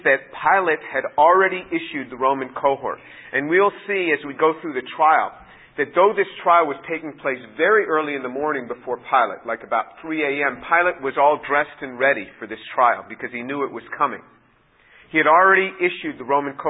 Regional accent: just outside New York City, United States; I was born in New York City, grew up just outside of the city

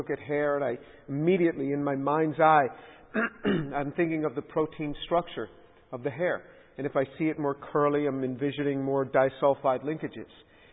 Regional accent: New York City, New York, United States; I grew up as a Jew and in New York City in a very secular family

